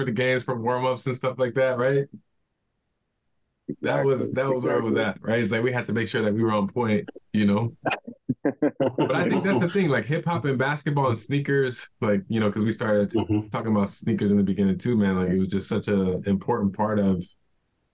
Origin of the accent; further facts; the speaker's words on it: Chicago, Illinois, United States; growing up in Chicago